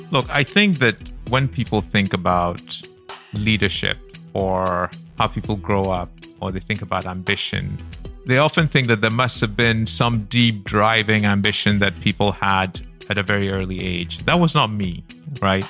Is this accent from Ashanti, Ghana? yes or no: no; Accra, Greater Accra, Ghana; also born or lived in Kumasi; I grew up in Kumasi, Accra, the very early years, and then Accra when I was six years old, and came to school in Accra